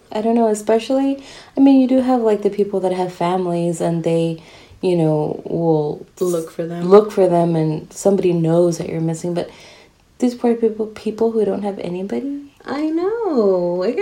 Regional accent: United States; I'm American.

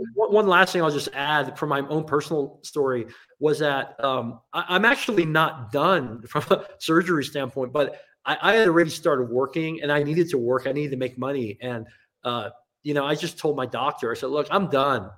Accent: Hong Kong; now in United States; I grew up in Asia in Hong Kong

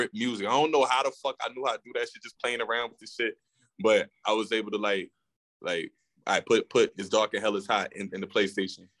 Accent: New York City, New York, United States; now in Arizona, United States; I'm from Queens originally. It's a fact. Woodside

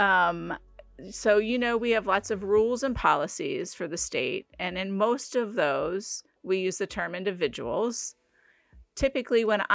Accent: Cincinnati, Ohio, United States; I was born in Cincinnati, down in Hamilton County, so real close down to Kentucky. I was born there. I've lived there practically my whole life in around the city.

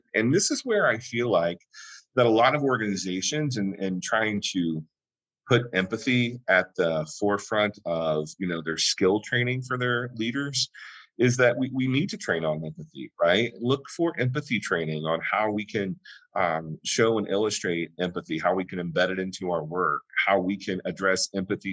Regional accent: the South, United States; my family, I was raised, we're from the South.

